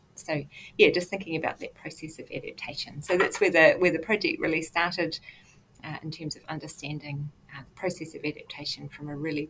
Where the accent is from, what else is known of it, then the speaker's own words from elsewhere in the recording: South Island, New Zealand; moved away as an adult; also born or lived in United Kingdom; now in Auckland, New Zealand; I am originally from the South Island of New Zealand and I studied down at the University of Otago before heading to the UK to do postdocs at the University of Sheffield and Zoological Society of London, and then returned here to Aotearoa